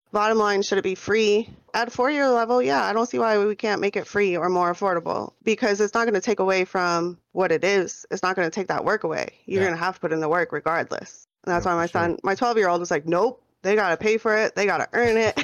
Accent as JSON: {"language": "English", "region": "New York", "country": "United States", "tie": "born or raised there", "moved": "yes", "lives_now": "Phoenix, United States", "said": "born and raised in New York. I'm living out here in Phoenix, Arizona right now."}